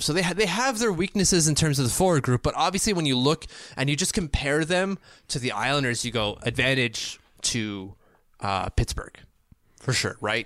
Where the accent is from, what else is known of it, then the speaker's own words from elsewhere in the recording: Canada; I'm a Canadian